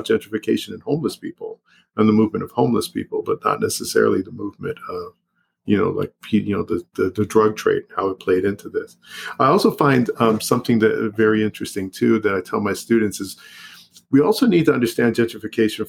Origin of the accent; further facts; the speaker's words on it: Los Angeles, California, United States; San Fernando Valley, born and raised, like I said, a mile and a half from where I live